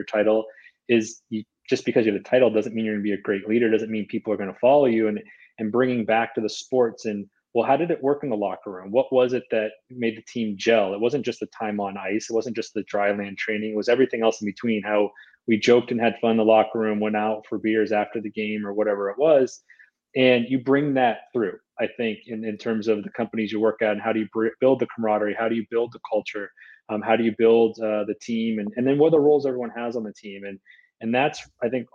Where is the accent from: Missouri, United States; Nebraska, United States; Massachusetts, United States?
Massachusetts, United States; Boston; moved away; I'm originally from the Boston area